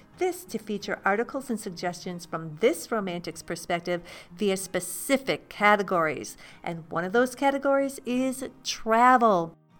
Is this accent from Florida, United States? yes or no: no; southeast Minnesota, United States; moved away as an adult; also born or lived in Chicago / Kansas; now in Topeka, United States; I'm originally from Minnesota. I grew up in the Southeast region as a country gal who attended a small town high school, and eventually over the years I moved to Chicago.